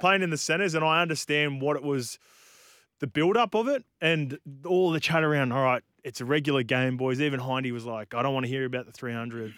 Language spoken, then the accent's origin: English; New Zealand; as a Kiwi